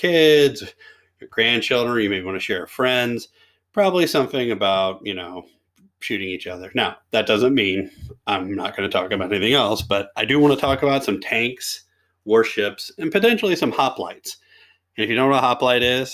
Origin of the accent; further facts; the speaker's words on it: near Fort Knox, Kentucky, United States; when I was growing up, I was born right near Fort Knox.